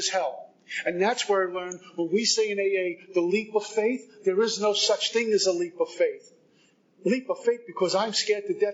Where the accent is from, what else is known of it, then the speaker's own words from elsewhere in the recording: Northeast, United States; moved away as an adult; also born or lived in Texas; now in Florida, United States; I'm from the Northeast